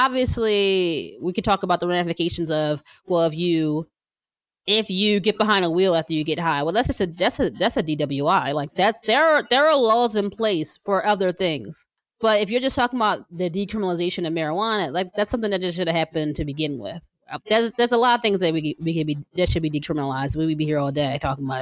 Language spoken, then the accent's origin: English; New Jersey, United States; now in Pennsylvania, United States; I'm from Jersey